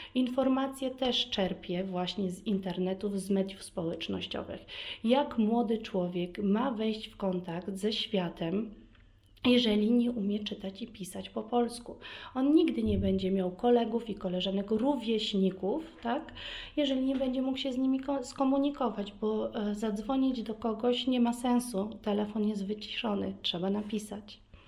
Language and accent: Polish; Vienna, Austria; Polish is a second language; also born or lived in Kraków, Poland / Warsaw, Poland; urodziłam się e, w Wiedniu